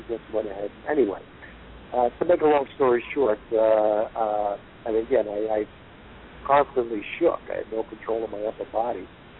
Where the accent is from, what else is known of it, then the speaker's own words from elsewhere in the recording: Jersey City, New Jersey, United States; I grew up in Jersey City, New Jersey.